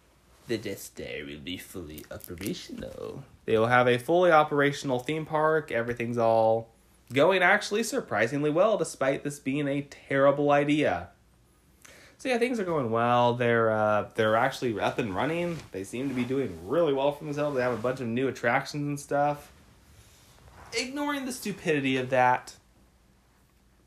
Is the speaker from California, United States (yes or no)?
yes; near Sacramento, California, United States; I grew up near Sacramento. I literally lived 30 minutes away from Sacramento for pretty much my whole life